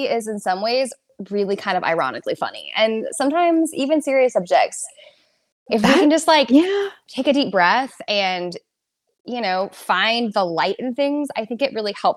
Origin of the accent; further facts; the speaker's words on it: Southern California, United States; I am from Southern California originally